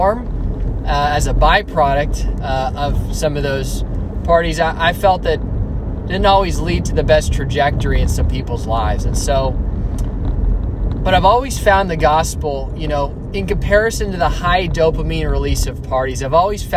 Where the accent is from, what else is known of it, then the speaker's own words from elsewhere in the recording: Alamo, California, United States; also born or lived in Dublin, California; I'm from the Bay Area, from the East Bay, from a town called Alamo. I was born and raised in the East Bay